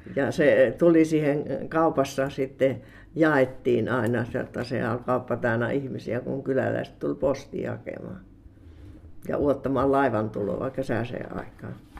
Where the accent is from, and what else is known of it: Kiviapaja, Sääminki, South Savo, Finland; born or raised there; also born or lived in Uitonniemi